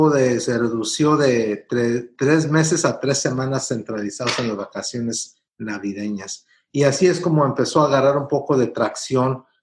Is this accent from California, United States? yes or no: yes; California, United States; born there; yo en realidad soy nacido en Estados Unidos porque yo nací en California, pero mis papás son de Michoacán, de la Piedad Michoacán